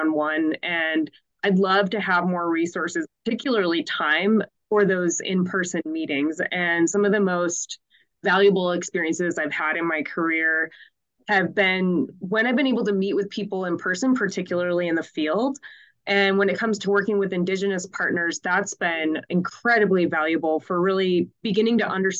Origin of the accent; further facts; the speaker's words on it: Minneapolis–Saint Paul, Minnesota, United States; now in Missoula, United States; I grew up in the Twin Cities